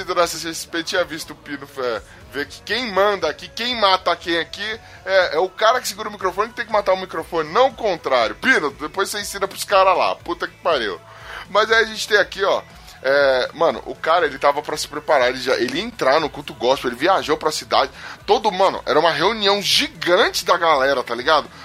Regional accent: São Paulo, Brazil; Eu sou de Taquera

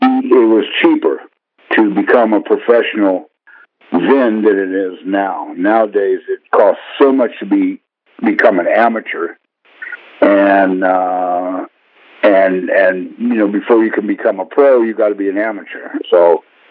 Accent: San Jose, California, United States; I grew up in San Jose, California

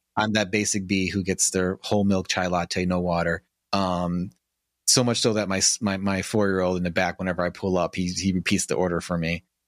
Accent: Chicago, Illinois, United States; I live in northern Illinois now, I grew up in Chicago

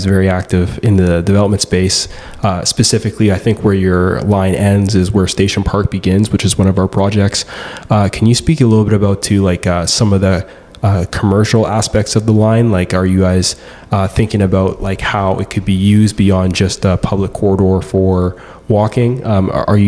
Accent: Ottawa, Ontario, Canada; I grew up in Ottawa and we had the Rideau Canal

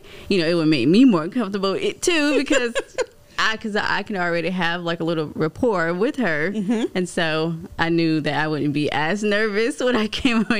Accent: Florence, United States; I'm from Florence. Mm. So with that, before all of this, I went home all the time. It was 2 hours away.

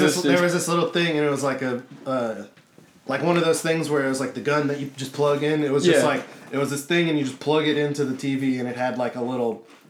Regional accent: Milton, United States; I'm 28, I am from here, like, grew up in, like, Milton

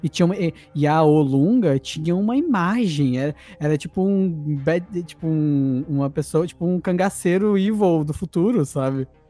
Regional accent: Brazil; a gente é brasileiro

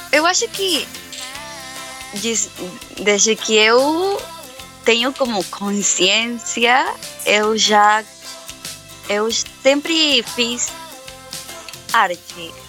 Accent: Brazil; Portuguese is a second language; meu português é um pouco enrolado, porque eu não falo muito português, mas eu sou brasileira.

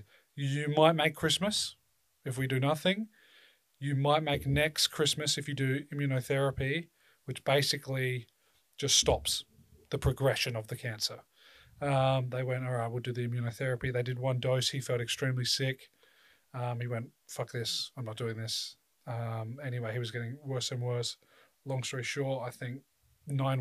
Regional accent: South Australia, Australia; I'm from South Australia

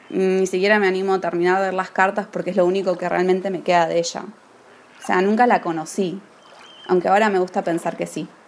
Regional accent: Argentina; also born or lived in United States; gran parte de mi infancia y adolescencia vivía en Estados Unidos y era como que todo ese relato era muy ajeno, era como una leyenda, más que cualquier otra cosa. Pero cuando volví a Argentina, hace unos años, todo empezó a cobrar otro sentido.

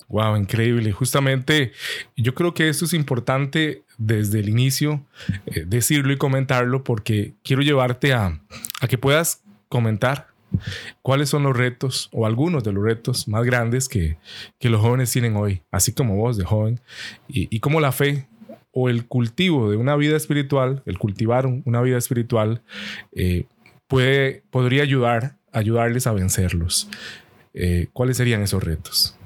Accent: Costa Rica; aquí decimos en Costa Rica, pulseando

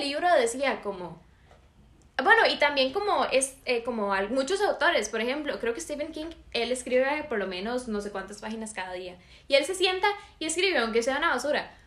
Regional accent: San José, Costa Rica; Yo soy de San José.

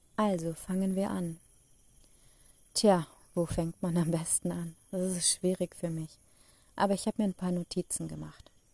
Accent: Germany; Ich komme aus Deutschland

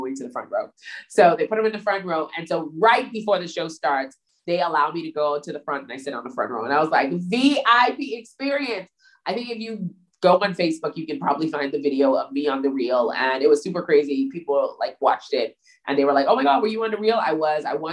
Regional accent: Bahamas; I was from the Bahamas

